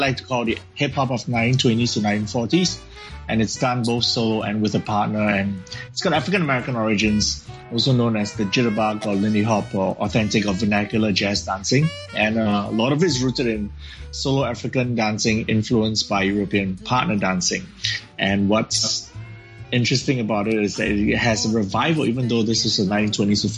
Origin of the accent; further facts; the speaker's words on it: Singapore; I'm from Singapore